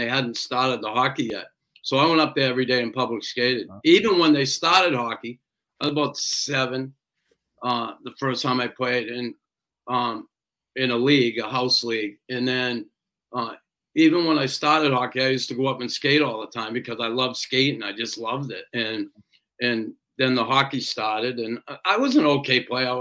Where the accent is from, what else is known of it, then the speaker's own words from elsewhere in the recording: Boston, Massachusetts, United States; I grew up in Boston, neighborhood there, West Roxbury, predominantly Irish neighborhood.